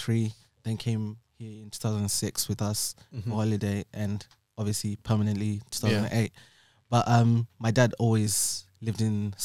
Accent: Zimbabwe; now in United Kingdom; I was born in Zimbabwe. Then I came to the UK for like a holiday in 2006

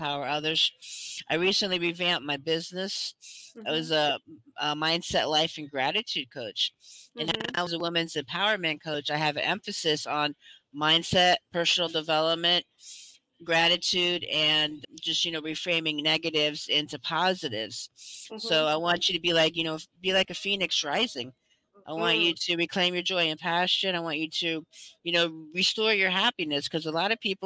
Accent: United States; also born or lived in Central Florida; I am from the United States

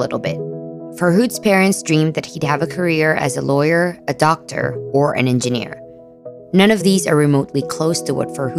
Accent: Philippines; I'm Filipino.

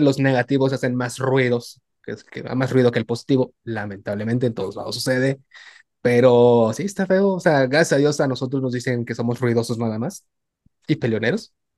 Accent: Tabasco, Mexico; now in Nuevo León, Mexico; yo siendo tabasqueño, aquí en, aquí sobre todo en Nuevo León

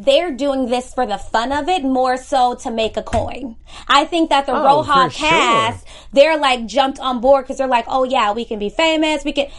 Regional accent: Akron, Ohio, United States; I'm from Akron.

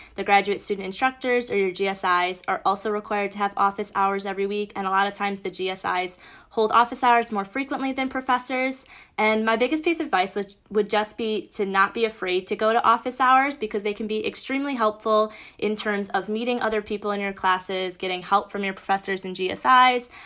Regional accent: Bloomfield Hills, Michigan, United States; I'm from Bloomfield Hills, Michigan, which is about an hour northeast of Ann Arbor

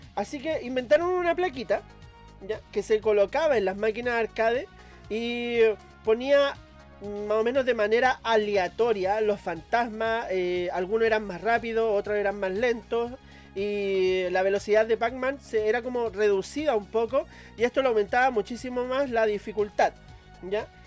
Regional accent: Valparaíso, Chile; yo soy de Valparaíso

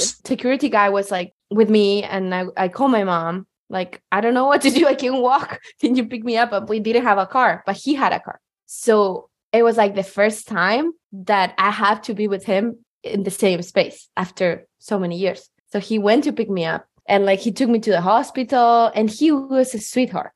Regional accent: Chile; moved away as an adult; now in Seattle, United States; I'm from Chile and I moved to the US in 2020.

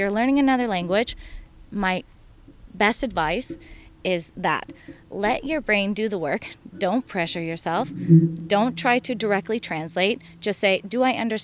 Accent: Elk Grove, California, United States; moved away as an adult; now in Madrid, Spain; I'm from Elk Grove

